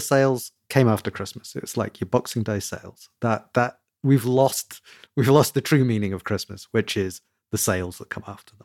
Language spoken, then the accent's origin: English; United Kingdom; I'm a Brit